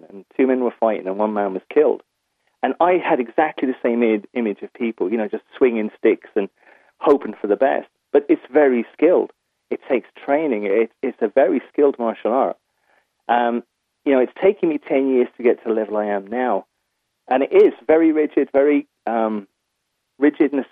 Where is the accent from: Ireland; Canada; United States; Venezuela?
Ireland; County Waterford, Munster; moved away as an adult; also born or lived in England; I'm originally from Kiel in County Waterford. I moved to England when I was 18.